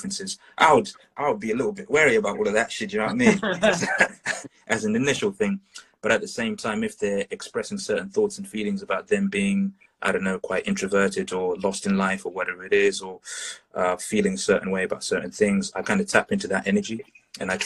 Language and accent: English; Zimbabwe; moved away; I grew up in Zimbabwe for a period of time in Southern Africa